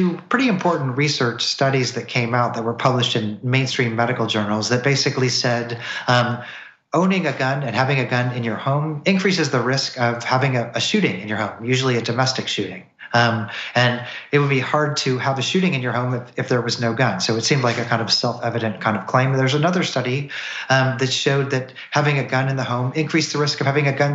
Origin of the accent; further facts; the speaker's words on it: Missouri, United States; now in Tennessee, United States; I'm from Missouri. I live in Tennessee now